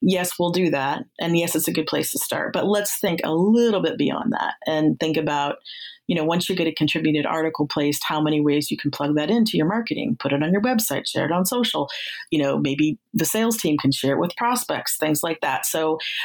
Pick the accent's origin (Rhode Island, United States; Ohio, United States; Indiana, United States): Ohio, United States; moved away as an adult; also born or lived in Bay Area, California; I'm from Ohio. That's where I'm at now. But I lived in the Bay Area for about 7 years